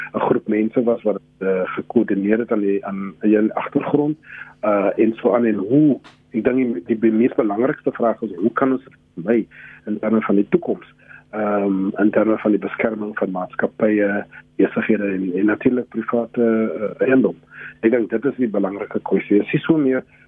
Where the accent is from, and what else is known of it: South Africa